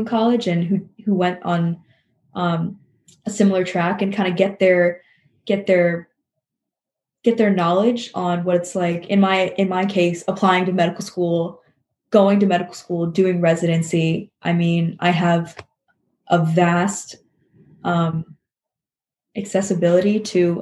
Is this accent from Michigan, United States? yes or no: no; Princeton, New Jersey, United States; I work at a gynecology and fertility clinic and doctor's office for women's health in Princeton, New Jersey